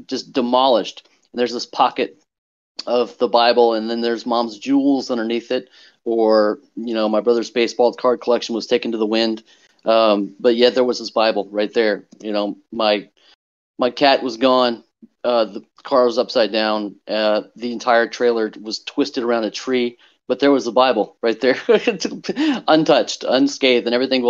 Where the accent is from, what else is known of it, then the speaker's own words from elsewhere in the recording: Wichita, Kansas, United States; I grew up in Wichita, Kansas